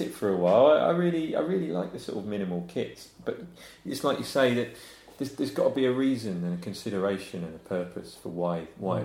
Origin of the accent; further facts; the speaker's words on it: Wiltshire, South West England, United Kingdom; moved away; also born or lived in Surrey; I grew up in Wiltshire